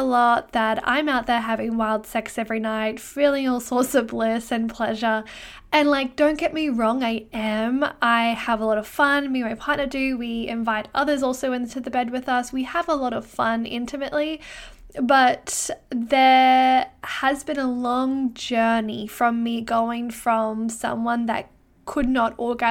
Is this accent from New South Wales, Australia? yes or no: no; Brisbane, Queensland, Australia; now in Canada; well, where I'm from Brisbane in Australia, it's kind of hot all year round. I wouldn't say that we have a winter.